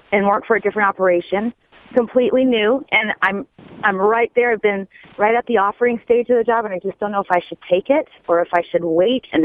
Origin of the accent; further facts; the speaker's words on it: Las Vegas, Nevada, United States; I'm born and raised in Vegas, and I'm, I've been wanting to leave for a while